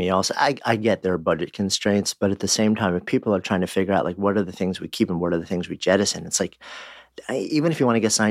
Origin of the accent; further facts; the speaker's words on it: North Carolina, United States; also born or lived in Greensboro, North Carolina; Grew up in North Carolina. That's correct. Uh, Greensboro. Greensboro, Winston-Salem actually. I was born in Greensboro